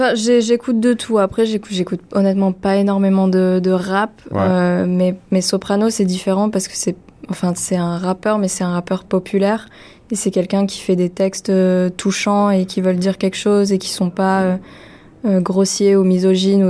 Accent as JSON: {"language": "French", "country": "France", "first_language": "French", "said": "je suis française, ma première langue, c'est le français"}